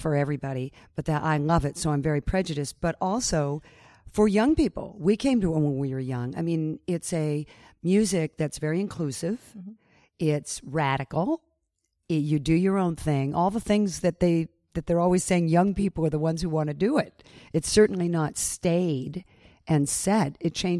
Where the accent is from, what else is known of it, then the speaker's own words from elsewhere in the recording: United States; Being an American